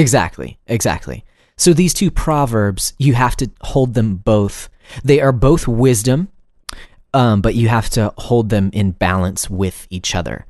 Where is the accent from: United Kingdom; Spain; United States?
United States; first language English; we as English-speaking Americans